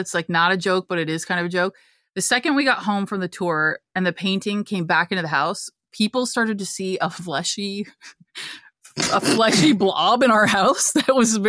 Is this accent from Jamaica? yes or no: no; Canada; I'm Canadian.